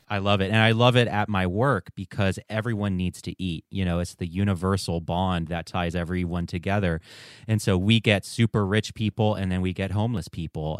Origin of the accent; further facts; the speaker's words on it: Western North Carolina, United States; growing up in Western North Carolina